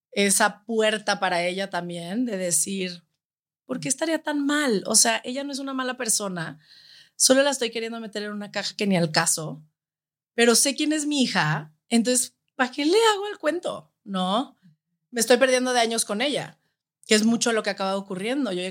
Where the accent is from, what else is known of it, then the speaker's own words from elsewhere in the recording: Guadalajara, Jalisco, Mexico; O sea, crecer en Guadalajara es. Es que es